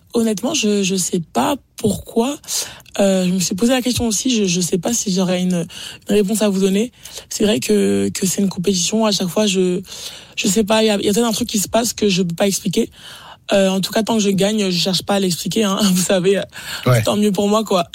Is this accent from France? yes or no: yes; France; en tant que Français